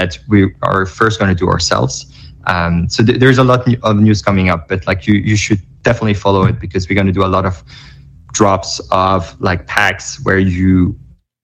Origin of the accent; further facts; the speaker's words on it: Belgium; now in New York, United States; I live in New York, but I was in Belgium. I'm from Belgium. I was in Belgium during that time visiting family